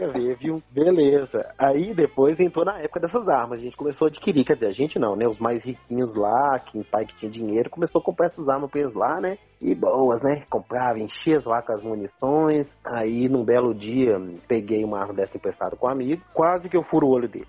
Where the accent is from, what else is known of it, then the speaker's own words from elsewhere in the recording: Diamantina, Minas Gerais, Brazil; now in Sete Lagoas, Brazil; a minha infância em Diamantina não foi das melhores, não